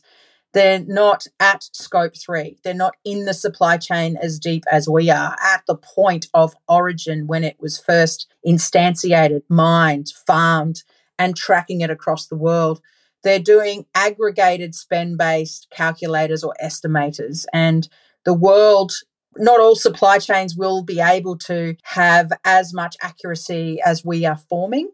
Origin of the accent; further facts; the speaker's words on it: Australia; I'm from Australia